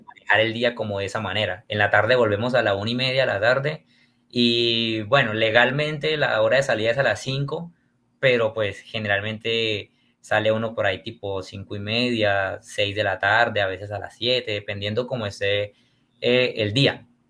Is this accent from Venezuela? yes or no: no; Barrancabermeja, Santander, Colombia; yo soy de una ciudad que se llama Barranca Bermeja, está ubicada en el departamento de Santander